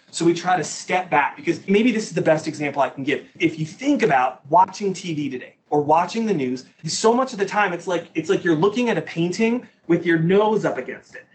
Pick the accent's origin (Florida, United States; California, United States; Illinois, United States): Illinois, United States; Naperville; also born or lived in Holland, Michigan; I was born and raised in the Chicagoland area, Naperville, Illinois